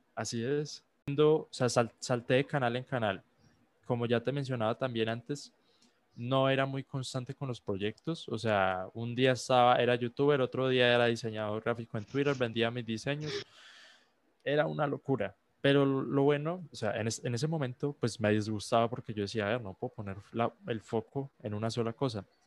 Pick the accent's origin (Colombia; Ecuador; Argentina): Colombia; soy un joven de, de, 16 años, soy colombiano